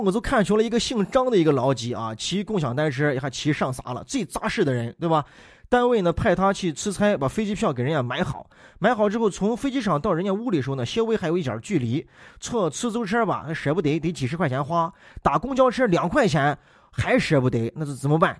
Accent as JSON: {"language": "Chinese", "region": "Shaanxi", "country": "China", "said": "咱们陕西人说起来"}